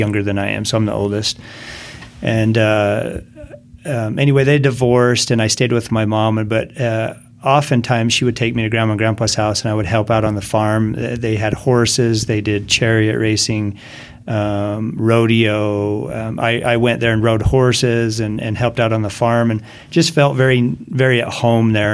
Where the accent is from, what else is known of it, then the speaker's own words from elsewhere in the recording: Grantsville, Utah, United States; also born or lived in Erda, Utah; I grew up in Grantsville